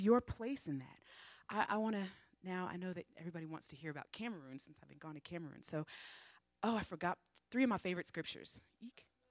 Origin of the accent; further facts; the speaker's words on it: United States; moved away; me being an American